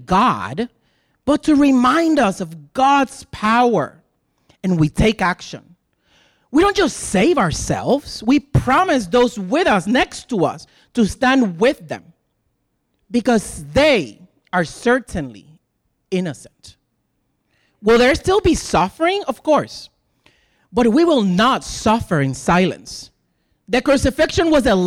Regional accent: Puerto Rico; English is a second language; moved away as an adult; also born or lived in Iowa City, Iowa; now in United States; I'm a gay Puerto Rican who just moved to the suburbs

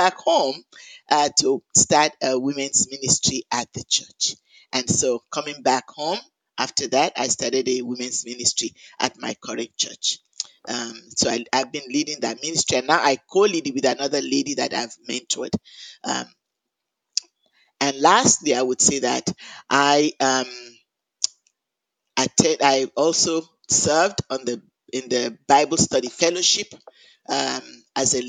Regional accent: Lagos, Nigeria; moved away as an adult; also born or lived in Jos, Nigeria; now in Chapel Hill, United States; I was born in Nigeria. I grew up in Lagos, Nigeria, in a Christian home

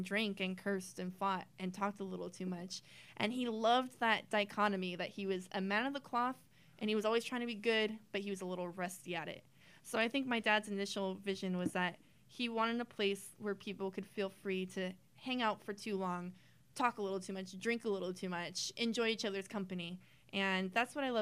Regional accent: Whittier, California, United States; I was not born here. My parents moved here when I was one, so I've been here a good amount

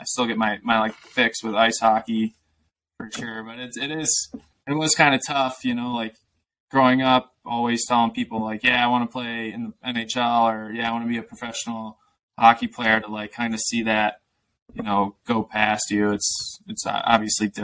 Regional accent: Aurora, Illinois, United States; I grew up in the Chicago suburbs, so like west suburbs, Aurora, Illinois.

